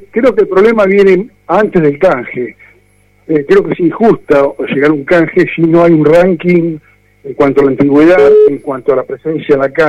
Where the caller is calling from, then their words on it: Buenos Aires, Argentina; Eh, Belgrano.